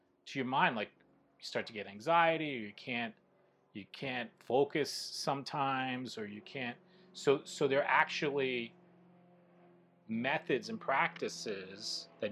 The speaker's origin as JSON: {"language": "English", "area": "Long Island", "region": "New York", "country": "United States", "tie": "born or raised there", "said": "me growing up in New York on Long Island"}